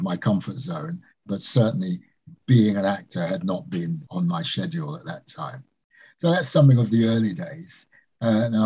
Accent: London, United Kingdom; also born or lived in Jamaica; I was born in Jamaica, came to this country with my parents in 1955 and went to a school in Northwest London, a place called Harlesden in Brent

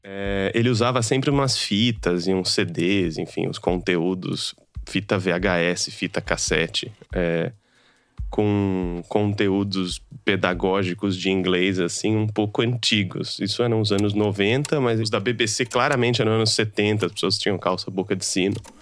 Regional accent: São Paulo, Brazil; venho de uma periferia de São Paulo, Pirituba

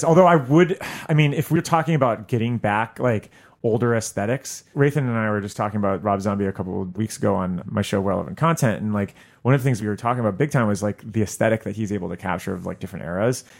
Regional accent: South Florida, United States; my hometown in, uh, South Florida

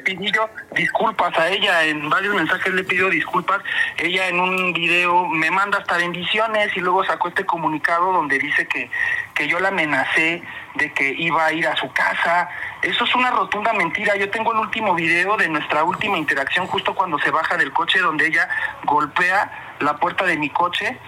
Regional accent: Mexico City, Mexico; accent: fresa; de Iztapalapa

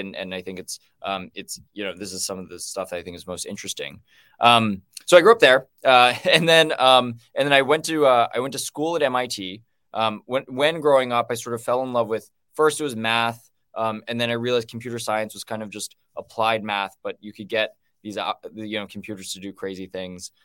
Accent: Los Alamos, New Mexico, United States; I grew up in Los Alamos, New Mexico

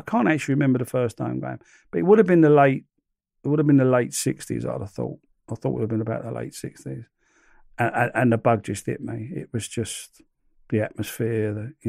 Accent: London, United Kingdom; accent: Cockney; It was almost as if they knew I was a Cockney, you know. I was from London.

